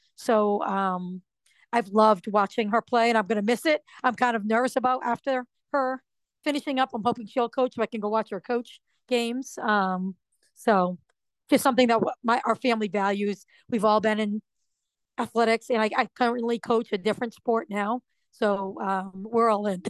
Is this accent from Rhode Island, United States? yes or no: yes; Rhode Island, United States; moved away as an adult; also born or lived in Massachusetts; I'm not from Massachusetts. I was from Rhode Island